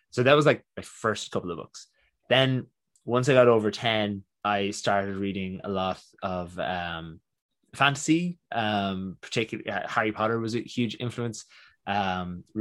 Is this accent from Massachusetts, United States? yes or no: no; New York, United States; born there; And um, I was born in New York, and when we were there